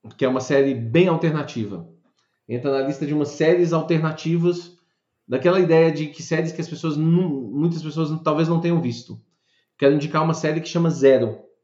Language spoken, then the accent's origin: Portuguese; Brazil; nós somos brasileiros com muito orgulho e com muito amor